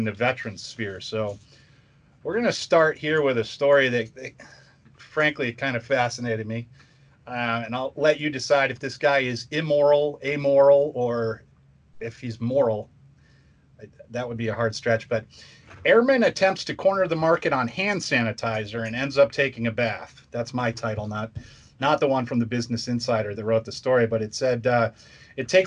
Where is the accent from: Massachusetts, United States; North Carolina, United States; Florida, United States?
Massachusetts, United States; also born or lived in Virginia; now in Indianapolis, United States; I'm originally from Massachusetts